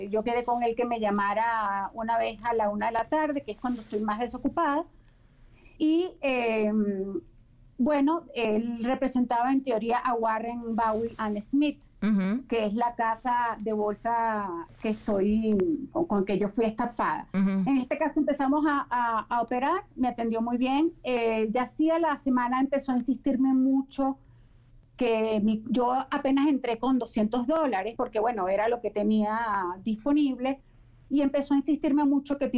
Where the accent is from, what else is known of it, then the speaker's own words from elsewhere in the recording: Venezuela; moved away as an adult; now in Mexico; yo en mi país, allá en Venezuela, ya tengo ya casi 15 años aquí en México